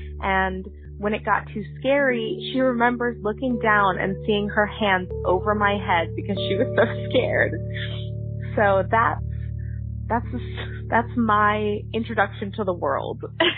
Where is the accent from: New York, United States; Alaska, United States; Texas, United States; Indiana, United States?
Texas, United States; I am from Texas